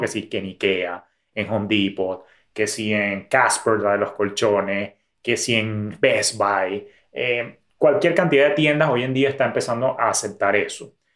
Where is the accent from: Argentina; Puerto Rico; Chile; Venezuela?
Venezuela; En mi país